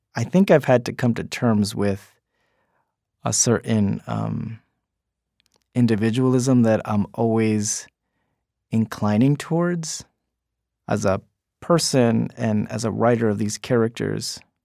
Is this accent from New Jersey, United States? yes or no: yes; West New York, New Jersey, United States; It's called West New York, New Jersey